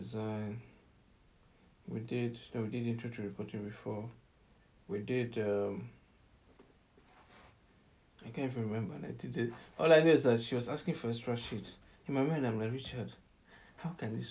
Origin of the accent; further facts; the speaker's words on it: Nigeria; as a Nigerian